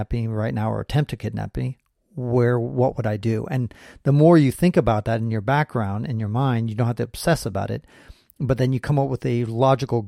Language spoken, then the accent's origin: English; San Francisco, California, United States; I was born and raised in San Francisco